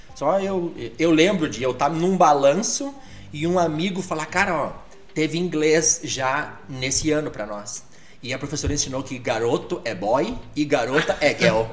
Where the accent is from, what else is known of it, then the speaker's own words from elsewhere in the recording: Alegrete, Rio Grande do Sul, Brazil; first language Portuguese; moved away as an adult; also born or lived in Amazon / Canela; now in Gramado, Brazil; eu sou de Alegrete